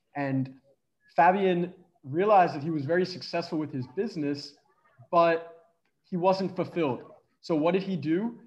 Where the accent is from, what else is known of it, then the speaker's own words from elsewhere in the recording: Philadelphia, Pennsylvania, United States; moved away as an adult; also born or lived in Connecticut; I'm from Philadelphia